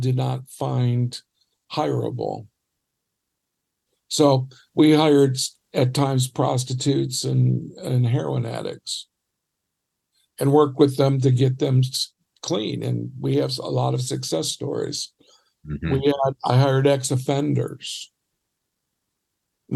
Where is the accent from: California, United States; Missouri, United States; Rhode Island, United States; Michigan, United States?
Michigan, United States; Detroit; So I grew up in Detroit, and we lived in a little Polish neighborhood